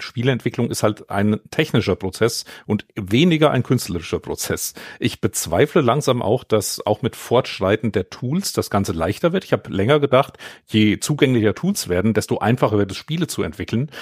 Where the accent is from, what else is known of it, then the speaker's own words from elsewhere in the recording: Vogelsberg, Hesse, Germany; den Lokalkrimi hier in meiner Heimat